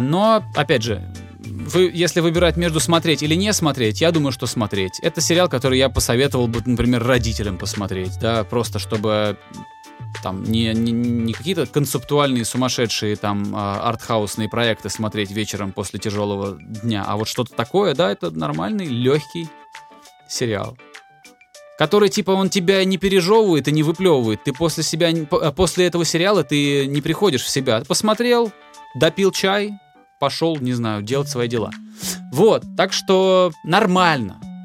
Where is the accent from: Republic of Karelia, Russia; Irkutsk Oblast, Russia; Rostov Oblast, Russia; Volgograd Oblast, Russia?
Volgograd Oblast, Russia; Volgograd; also born or lived in Moscow; now in Tbilisi, Georgia; Я же из Волгограда, и там летом, типа, очень сильно жарко, а зимой очень сильно холодно.